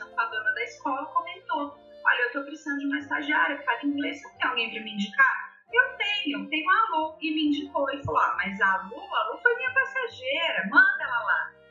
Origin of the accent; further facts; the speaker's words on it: Londrina, Paraná, Brazil; eu sou de Londrina, no uhum. Paraná.